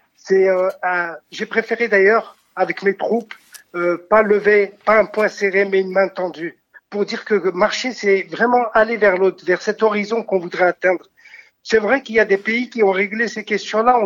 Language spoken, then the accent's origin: French; France; notre pays, pour dire que nous sommes français